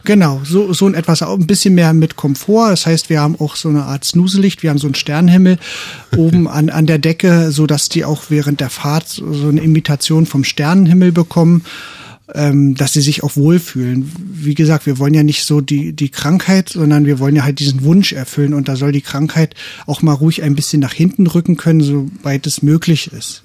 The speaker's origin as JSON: {"language": "German", "region": "East Germany", "country": "Germany", "said": "wir sind aus dem Osten"}